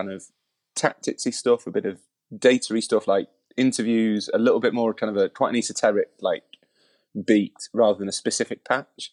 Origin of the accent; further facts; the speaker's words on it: Yorkshire and the Humber, United Kingdom; I'm from Yorkshire